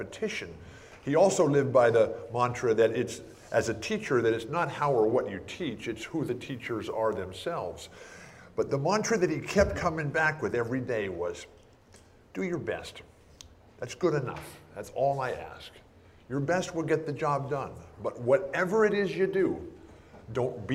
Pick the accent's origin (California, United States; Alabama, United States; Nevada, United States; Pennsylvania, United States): California, United States; San Diego; I'm from San Diego here